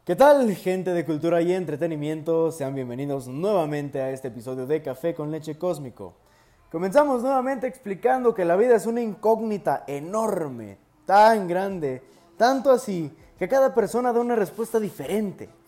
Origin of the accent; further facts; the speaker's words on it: Mexico; soy de México